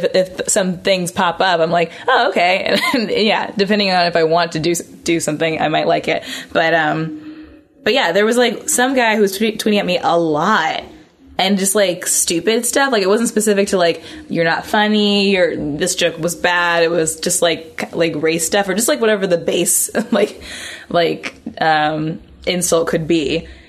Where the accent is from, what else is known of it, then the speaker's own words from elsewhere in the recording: Indianapolis, Indiana, United States; moved away as an adult; also born or lived in New York; I'm from Indiana. Okay. Indianapolis, Indiana.